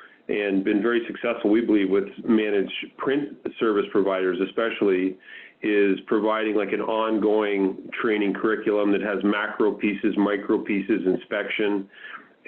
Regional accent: Canada; I'm a Canadian guy. I grew up playing hockey

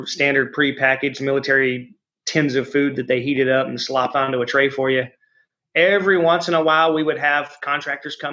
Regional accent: United States

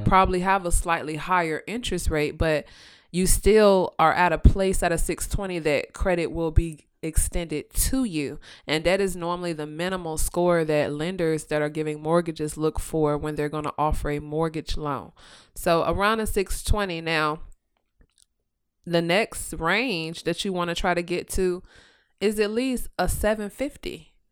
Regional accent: Virginia, United States; I am born and raised in Virginia

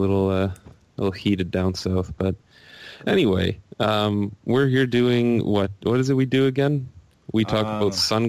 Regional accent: Canada; I'm Canadian.

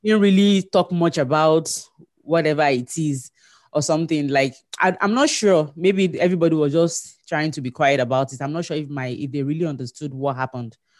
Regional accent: Nigeria; moved away as an adult; now in Manitoba, Canada; I'm a Nigerian

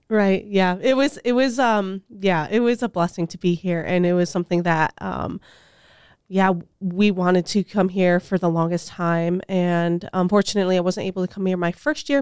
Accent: Tucson, Arizona, United States; now in Steubenville, United States; I'm originally from Tucson, Arizona

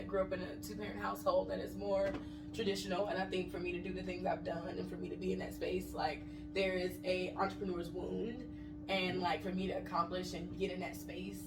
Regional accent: North Carolina, United States; also born or lived in Harlem, New York; now in Atlanta, United States; I'm originally from North Carolina, and I moved to Atlanta from New York

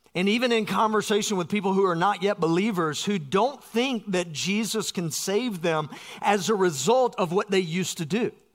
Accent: South Georgia, United States; I grew up in South Georgia.

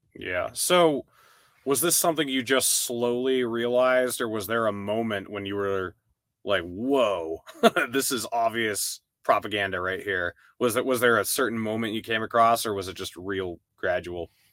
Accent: New Hampshire, United States; I grew up in New Hampshire, and I was pretty exclusively just in New Hampshire

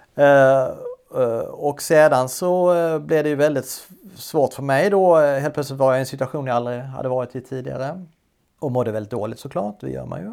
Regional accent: Sweden; moved away as an adult; also born or lived in Denmark; Stod som svensk och skulle läsa danska

